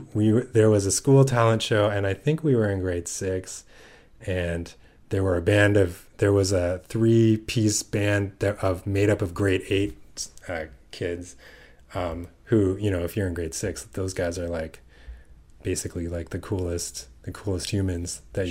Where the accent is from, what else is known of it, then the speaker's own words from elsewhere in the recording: Mississauga, Ontario, Canada; Yeah. Yeah. Just outside Toronto.